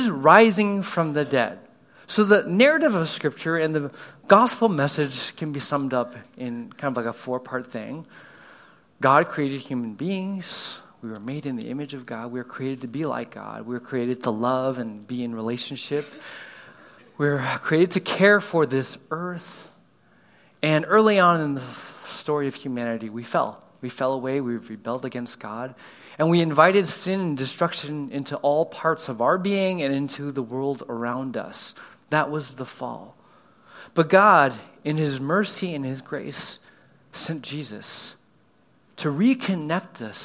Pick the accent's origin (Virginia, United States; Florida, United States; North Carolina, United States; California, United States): California, United States; now in Houston, United States; I grew up in California, a little bit different than here in Houston